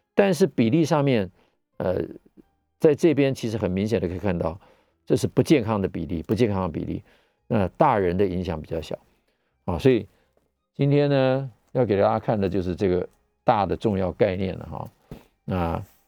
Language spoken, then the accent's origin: Chinese; Taiwan; 我们台湾人